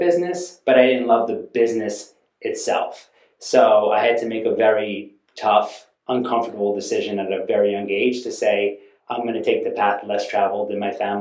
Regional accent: Westchester, New York, United States; I grew up in Westchester, New York

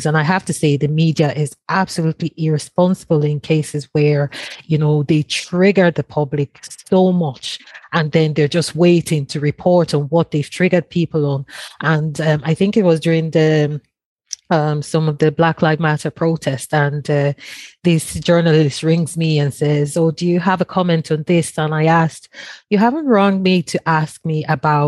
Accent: Nigeria; now in Longford, Ireland; I'm originally from Nigeria

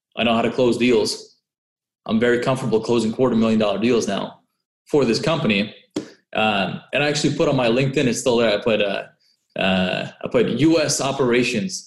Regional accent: Orange County, California, United States; moved away as an adult; also born or lived in San Francisco; I grew up in Orange County and I first moved to San Francisco

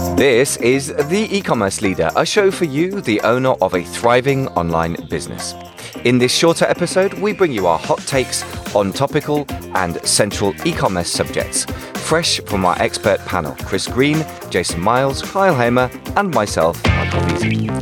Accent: United Kingdom; as a British person

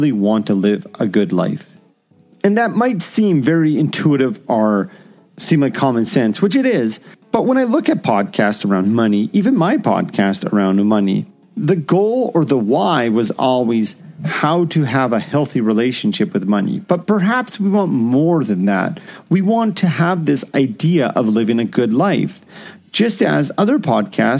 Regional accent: Canada; as a Canadian

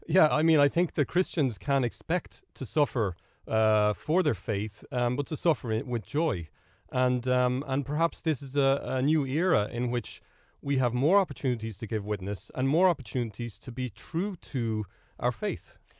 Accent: Ireland; that's sort of the way we operate as Irish people

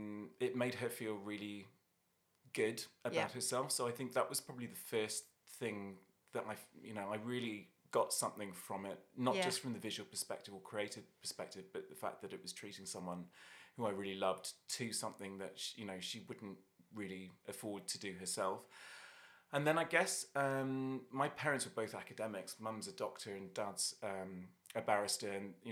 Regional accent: London, United Kingdom; also born or lived in Dublin, Ireland / Australia; now in -; I'm originally from Dublin, but I grew up in London sort of from the age of about 7 or 8. And then I also lived in Australia, so I ended up there for 6 years in my 20s and came back with a bit of a mixed weird accent.

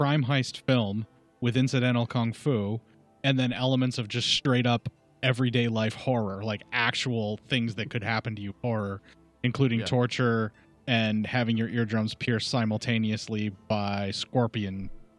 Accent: United States; What, for being American? Yeah. I was born here.

